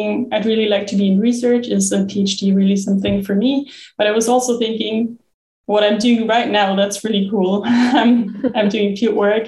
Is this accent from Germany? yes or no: yes; Germany; moved away; also born or lived in Bonn; I'm originally from Germany, where I studied geography in my bachelor's and master's in Bonn. And I'm from quite a flat part where there's no mountains, no glaciers.